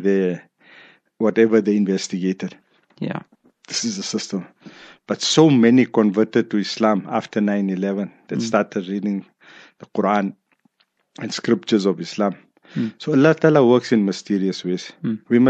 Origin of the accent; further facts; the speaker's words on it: South Africa; I'm from South Africa